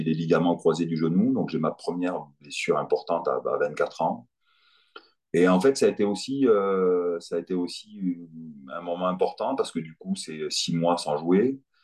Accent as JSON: {"language": "French", "town": "Perpignan", "region": "Occitania", "country": "France", "tie": "born or raised there", "also_born_or_lived": "Dakar, Senegal", "moved": "as an adult"}